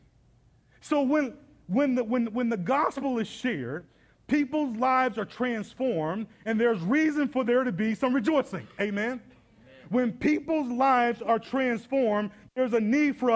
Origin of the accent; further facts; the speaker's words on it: Atlanta, Georgia, United States; now in Indianapolis, United States; I'm from Atlanta with a whole lot more black people